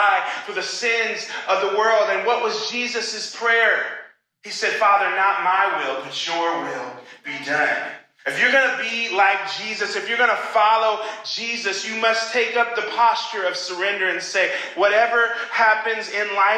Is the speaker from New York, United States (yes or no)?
no; Oklahoma, United States; moved away as an adult; now in Chicago, United States; when I was in high school and in my hometown in Oklahoma